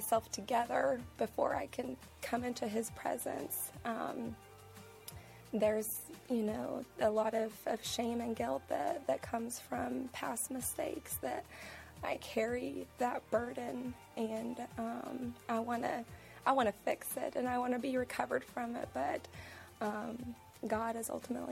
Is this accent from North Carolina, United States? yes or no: no; Texas, United States; also born or lived in Oklahoma; now in Charlotte, United States; I'm originally from Texas and moved here from Oklahoma